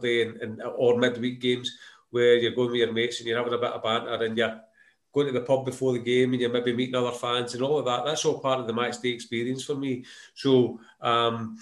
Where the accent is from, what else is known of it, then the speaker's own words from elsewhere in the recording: Glasgow, Scotland, United Kingdom; I think I was born in Maryhill